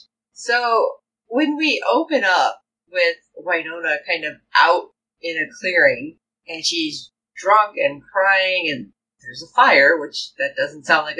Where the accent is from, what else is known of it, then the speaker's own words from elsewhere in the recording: Chicago, Illinois, United States; I am from the Chicagoland area.